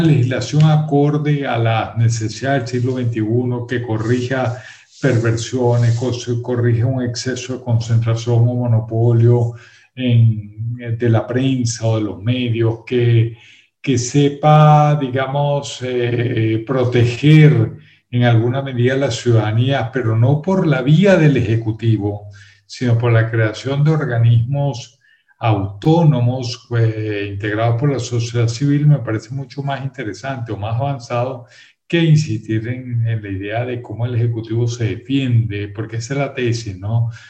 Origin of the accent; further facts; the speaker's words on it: Venezuela; yo soy venezolano